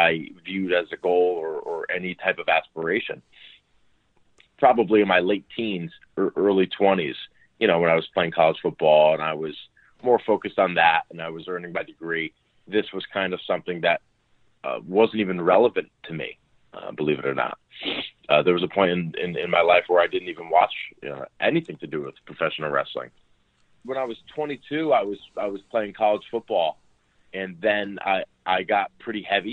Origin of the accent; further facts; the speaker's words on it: New Haven, Connecticut, United States; also born or lived in Westport, Connecticut; I grew up in the New Haven area of Connecticut, eventually moved over into Westport